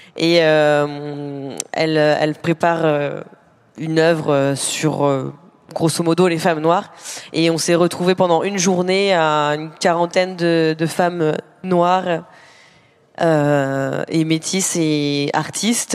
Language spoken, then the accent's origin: French; Normandy, France; j'ai grandi en Normandie